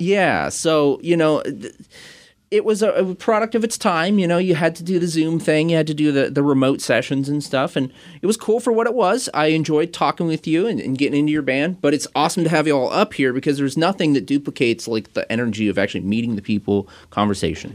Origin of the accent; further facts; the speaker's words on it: Kent, Washington, United States; I'm from Kent